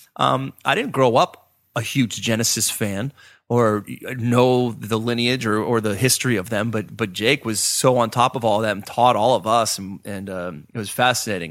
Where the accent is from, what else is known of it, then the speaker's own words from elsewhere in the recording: Pittsburgh, Pennsylvania, United States; growing up in Pittsburgh, as a, as a youth